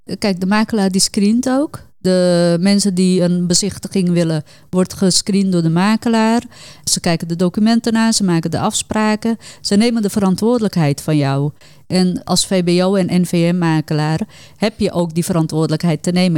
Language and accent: Dutch; Suriname; ik ben Hindoestaans, kom uit Suriname